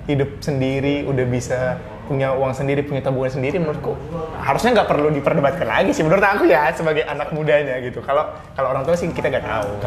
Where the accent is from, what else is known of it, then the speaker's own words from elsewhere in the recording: Pematangsiantar, North Sumatra, Indonesia; Nah satu lagi kita kan orang Batak. Iya iya.